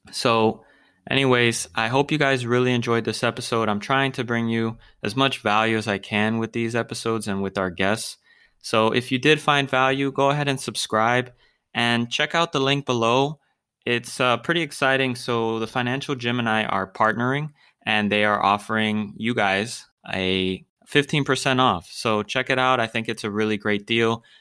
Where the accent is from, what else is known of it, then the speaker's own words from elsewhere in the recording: Florida, United States; I'm from Florida